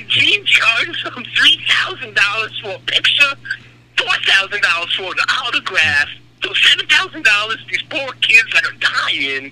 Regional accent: New York City, New York, United States; I was just a Jewish boy growing up in Queens

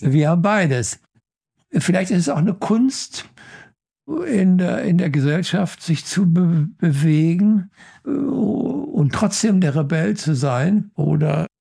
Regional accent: Germany; ich bin gerne Deutscher. Ja, ich bin, ich finde die deutsche Sprache wunderbar und ich bin gerne Deutscher.

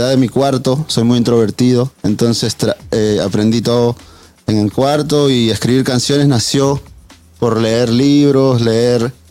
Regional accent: Lima, Peru; moved away; also born or lived in New York; Yo originalmente soy de Lima, Perú pero mis padres decidieron ser unos gitanos de la vida y nos fuimos para Nueva York

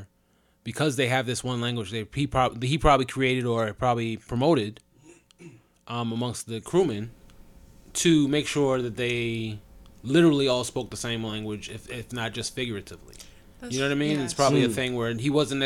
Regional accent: United States; I'm an American

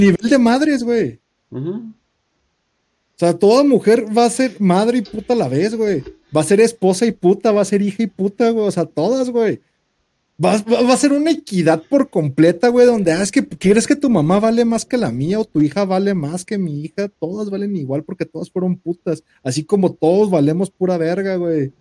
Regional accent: Mexico; Somos mexicanos.

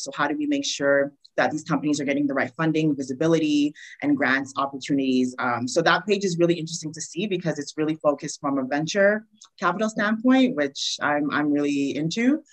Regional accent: Montreal, Quebec, Canada; moved away as an adult; now in Toronto, Canada; So I'm originally from Montreal, and I moved to Toronto probably about five, six years ago. And I transitioned here. So I grew up there

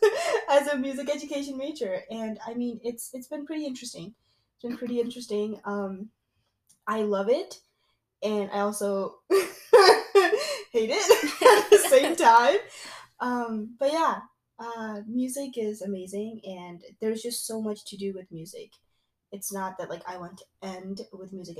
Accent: East Coast, United States; moved away as an adult; now in Midwest, United States; We are currently in the Midwest and we're both from the East Coast.

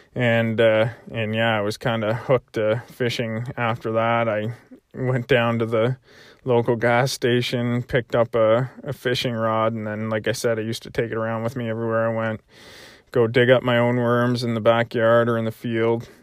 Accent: Prince Edward Island, Canada; growing up in, uh, in P

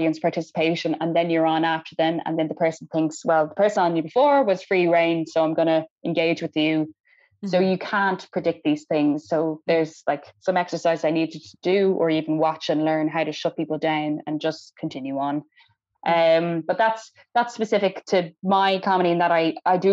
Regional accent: Ireland; I was the only Irish person

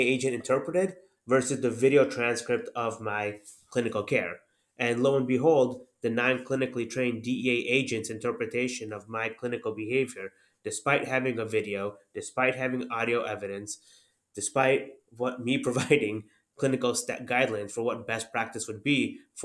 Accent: Northwest Indiana, United States; also born or lived in Chapel Hill, North Carolina / Jeffersonville, Indiana; And then we moved to the Chicagoland area. Northwest Indiana is pretty much a suburb of Chicago

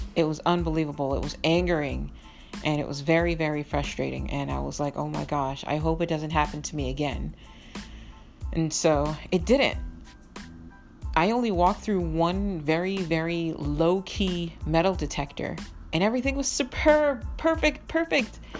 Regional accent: Boston, Massachusetts, United States; also born or lived in Miami, Florida / Minnesota; I grew up in Boston, Massachusetts and I lived in Minnesota for a while, actually, um, originally from Miami, Florida

